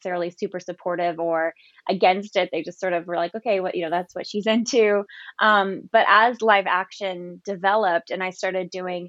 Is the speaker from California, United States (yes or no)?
yes; San Jose, California, United States; I'm from a big family, one of eight kids. My parents were pro-life, but they weren't activists. And I grew up in Northern California in San Jose.